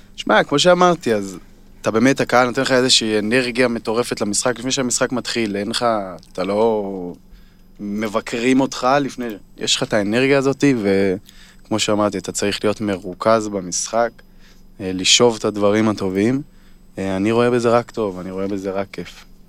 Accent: Kfar Vradim, Northern District, Israel; moved away; אני מהצפון, כמו שדיברנו על זה, גדלתי שם

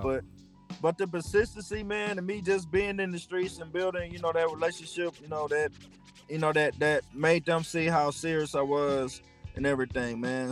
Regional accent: Minden, Louisiana, United States; also born or lived in Shreveport, Louisiana; I was born in Shreveport, Shreveport, but I was raised in Minden, which is um 30 45 minutes um from Shreveport.

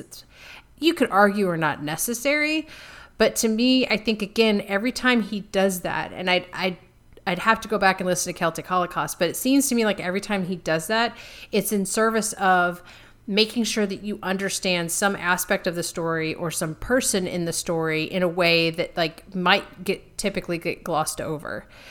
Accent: United States; I'm an American

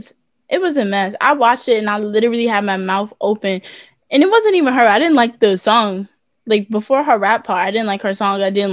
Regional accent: United States

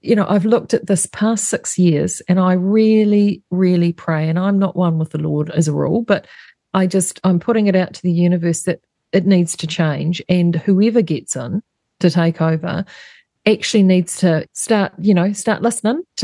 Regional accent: Gisborne, New Zealand; we're from Gizzy

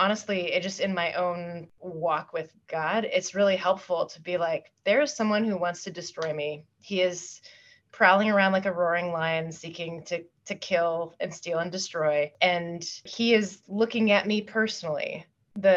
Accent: Pacific Northwest, United States; moved away; also born or lived in Washington, D.C.; I grew up in the Pacific Northwest

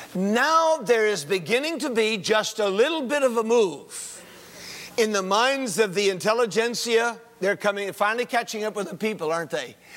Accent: Winston-Salem, North Carolina, United States; I'm from Winston-Salem, North Carolina

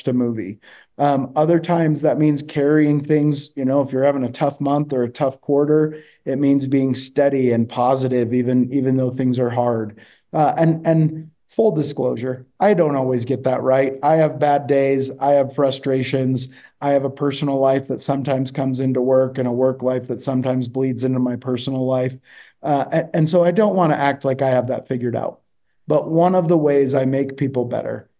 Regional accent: Michigan, United States; I grew up in Michigan and, went to high school there

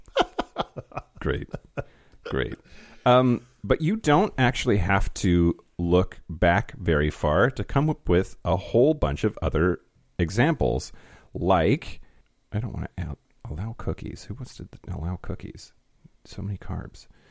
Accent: United States; a white privileged American

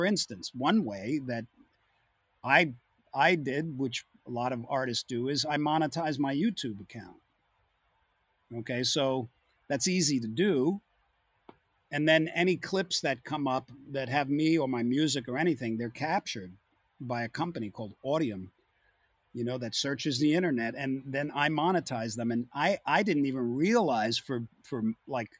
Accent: Long Island, New York, United States; I came from Long Island

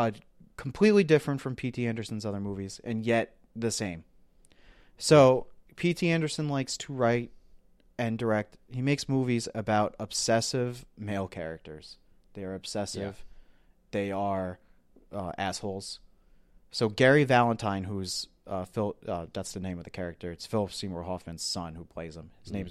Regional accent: Ireland; And, you know, as an Irish person, you know, I love that movie.

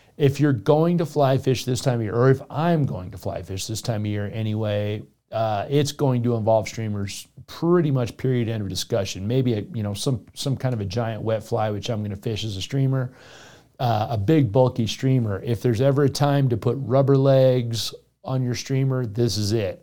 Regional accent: Florida, United States; moved away; Naples, Florida, which is my home state

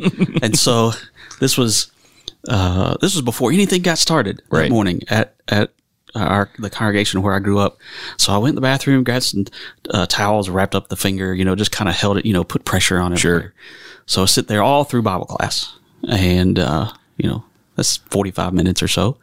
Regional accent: United States; moved away as an adult; also born or lived in Kentucky; now in Indian Land, South Carolina, United States; I'm originally from the Carolinas, right. and I uh, grew up over in the western part of the state

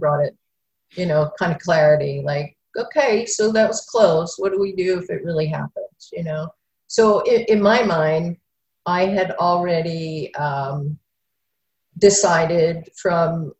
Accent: Philadelphia, Pennsylvania, United States; I grew up in Philadelphia

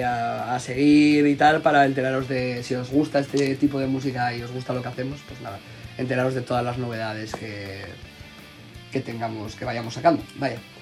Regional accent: Gijón, Asturias, Spain; somos un grupo de Gijón, de Asturias, de la zona norte de España

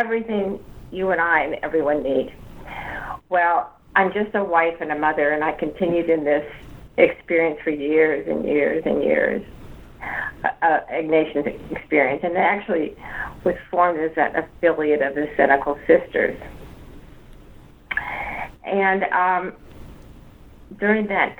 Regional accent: Midwest, United States; moved away as an adult; also born or lived in Washington; now in New Orleans, United States; I grew up in the Midwest

